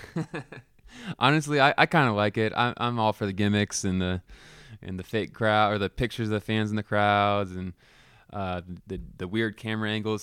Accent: Palo Alto, California, United States; now in Cheney, United States; I grew up in Palo Alto, uh, actually on Stanford campus

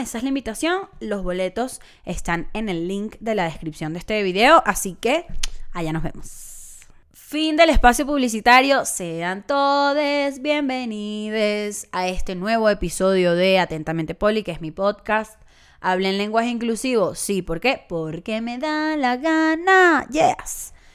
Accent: Caracas, Capital District, Venezuela; moved away; Caracas, mi ciudad natal

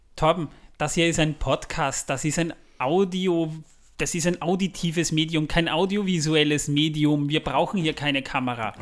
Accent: Austria; Bei uns in Österreich

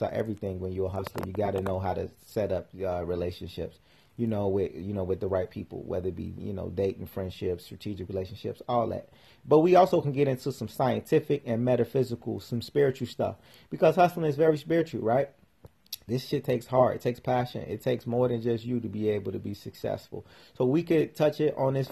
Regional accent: Chicago, Illinois, United States; came up in Chicago, and I started my first business when I was about 12 years old.

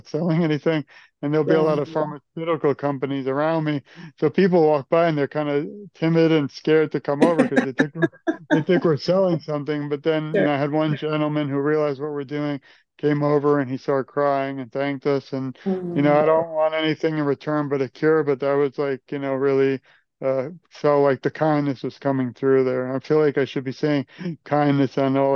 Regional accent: New York, United States; now in Florida, United States; I'm from New York.

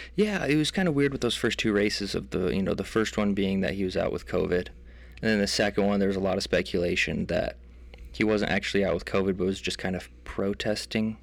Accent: United States; we're American

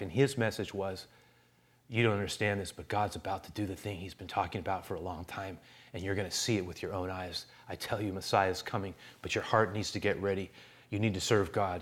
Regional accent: San Francisco, California, United States; Growing up in San Francisco, I literally grew up on forty-seventh Avenue

